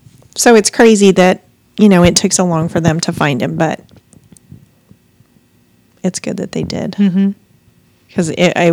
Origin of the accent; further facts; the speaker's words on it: Missoula, Montana, United States; that's basically my hometown within a few miles.